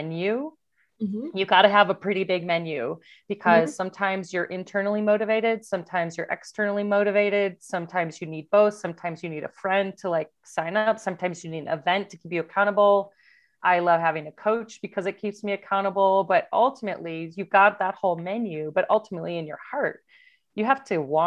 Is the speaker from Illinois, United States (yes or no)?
yes; Downers Grove, Illinois, United States; I grew up in Downers Grove, Illinois, right next to Hinsdale